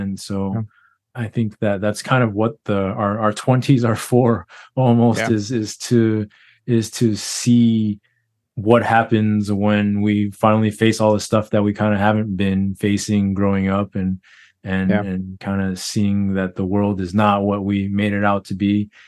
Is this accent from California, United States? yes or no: no; Texas, United States; I grew up in Texas.